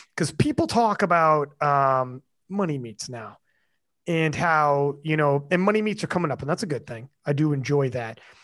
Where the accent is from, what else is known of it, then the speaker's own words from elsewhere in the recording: Canada; I'm Canadian